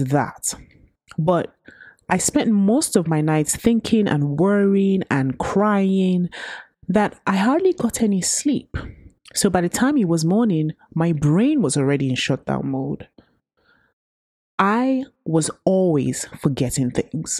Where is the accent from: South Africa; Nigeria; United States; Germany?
Nigeria; Growing up in Nigeria